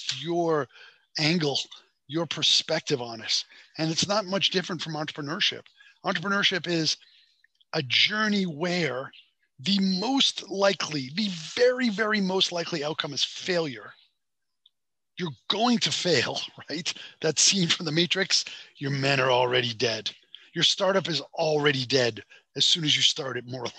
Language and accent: English; Boston, Massachusetts, United States; moved away as an adult; also born or lived in Beijing, China / Hong Kong; I grew up in Boston in a very Italian neighborhood